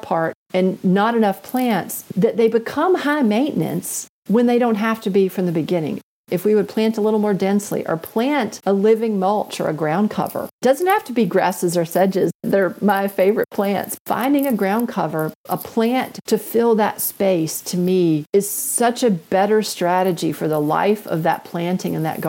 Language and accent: English; Northwest Alabama, United States; I grew up in Northwest Alabama